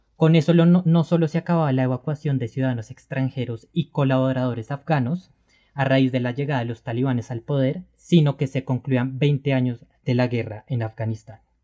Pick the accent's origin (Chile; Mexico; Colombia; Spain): Colombia